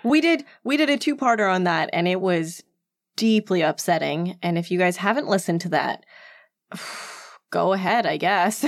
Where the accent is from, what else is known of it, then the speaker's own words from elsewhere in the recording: Edmonton, Alberta, Canada; moved away; I grew up there